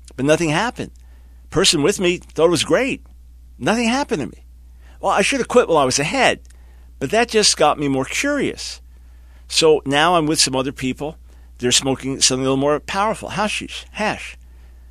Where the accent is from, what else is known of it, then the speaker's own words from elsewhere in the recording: New York City and Long Island, United States; born and raised in New York City and Long Island